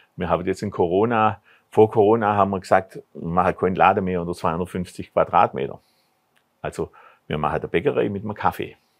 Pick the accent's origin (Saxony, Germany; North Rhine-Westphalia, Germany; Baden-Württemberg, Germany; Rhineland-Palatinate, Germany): Baden-Württemberg, Germany; Bad Urach; in meiner Heimatstadt Bad Urach